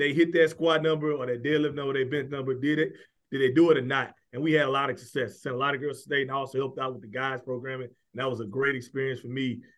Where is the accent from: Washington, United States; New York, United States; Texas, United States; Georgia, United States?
Texas, United States; Houston; I'm from Houston, Texas.